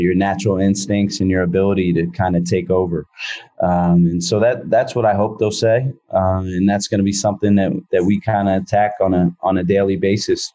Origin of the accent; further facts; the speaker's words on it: Philadelphia, Pennsylvania, United States; moved away as an adult; now in San Francisco, United States; growing up in Philadelphia, I appreciate and love everything about being in a metropolitan area